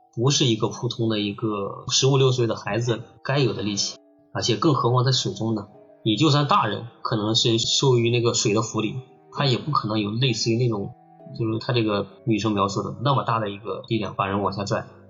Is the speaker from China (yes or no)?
yes; Qingtian River area, Henan, China; 我们老家那块儿，也是个比较有名的一个景区吧